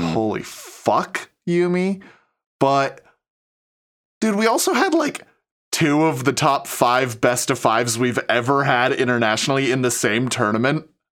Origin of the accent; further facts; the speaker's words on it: Washington, United States; I'm from Washington where it actually rains